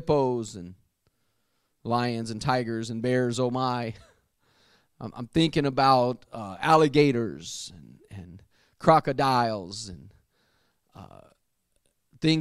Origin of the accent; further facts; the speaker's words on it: United States; I grew up very near the Mississippi River, the mighty Mississippi, as it's called, and it's about 3/4 of a mile across the bridge that I used to cross over to go from Arkansas to Tennessee